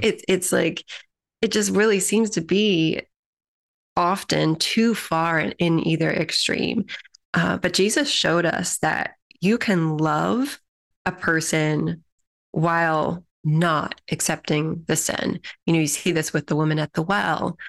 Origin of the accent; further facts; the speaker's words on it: United States; as an American population